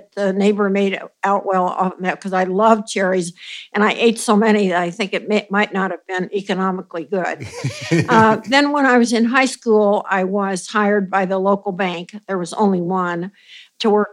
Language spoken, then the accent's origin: English; Cole Camp, Missouri, United States; now in New York, United States; I grew up in a town very, very small, a farm town in central Missouri named Coal Camp, not like you're thinking C-O-A-L, but C-O-L-E.